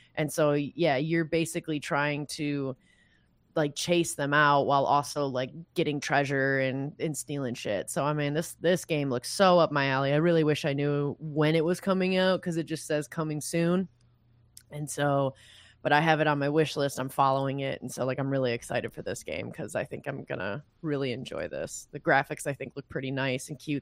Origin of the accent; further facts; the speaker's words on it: Michigan, United States; I'm from Michigan